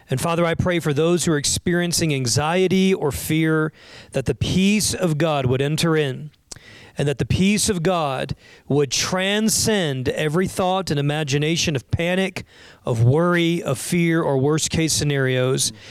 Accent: Florida, United States; growing up in Florida.

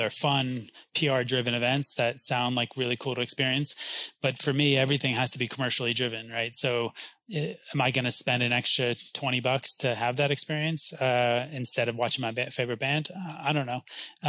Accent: New York, United States; now in Austin, United States; even though I came from New York and I was a country fan

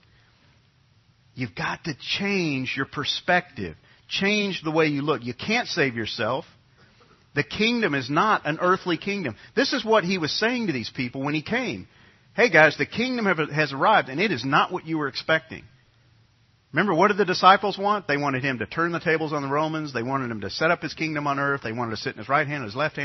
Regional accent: New York, United States; when I grew up in New York, all of my friends were Catholic

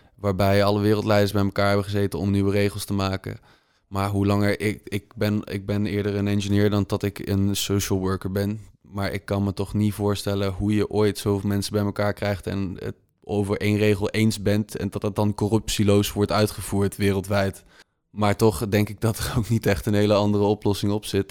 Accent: Netherlands; als Nederlander

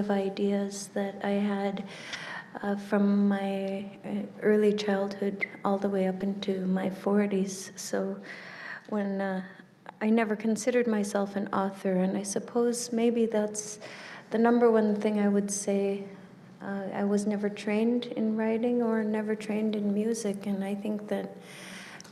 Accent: Nunavut, Canada; grew up in Nunavut, which is this vast land of 90 million square kilometers with less than 50,000 people scattered across it

